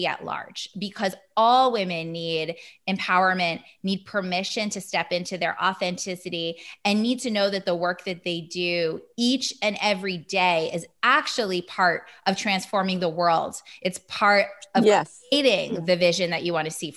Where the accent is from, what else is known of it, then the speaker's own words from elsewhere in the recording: Hudson Valley, upstate New York, United States; I'm from the Hudson Valley in upstate-ish New York